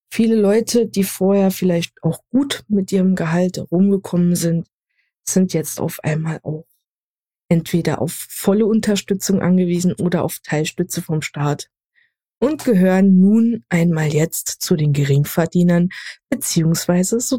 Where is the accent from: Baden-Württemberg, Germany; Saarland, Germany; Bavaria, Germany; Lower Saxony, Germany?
Saarland, Germany; born there; accent: Saarland; 26 Jahre, wohne in NRW und stamme gebürtig aus dem Saarland. Deswegen werdet ihr hin und wieder meinen schönen saarländischen Akzent genießen dürfen.